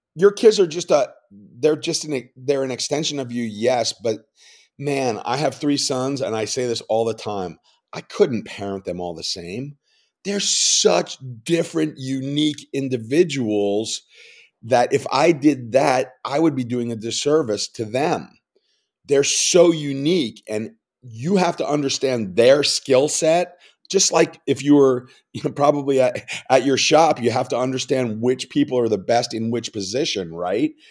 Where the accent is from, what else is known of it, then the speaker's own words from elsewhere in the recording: New York, United States; I'm a New Yorker